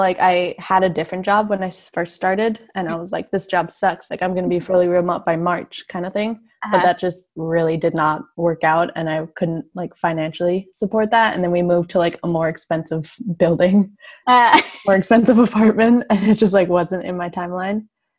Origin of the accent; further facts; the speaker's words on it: Salmon Arm, British Columbia, Canada; moved away as an adult; now in Victoria, Canada; I'm from like a really small town in like mid BC.